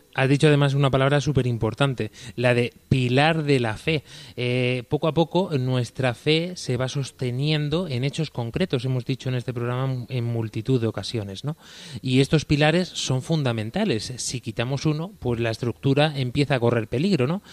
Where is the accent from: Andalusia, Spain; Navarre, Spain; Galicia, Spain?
Andalusia, Spain; Baeza; en mi pueblo, en el pueblo que me ha visto crecer, en Baeza, en la ciudad de Jaén